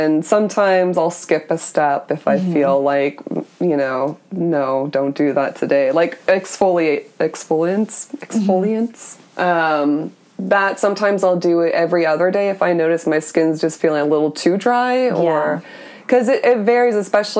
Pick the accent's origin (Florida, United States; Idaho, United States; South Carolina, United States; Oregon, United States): Florida, United States; Yeah, well, like, I came here from Florida.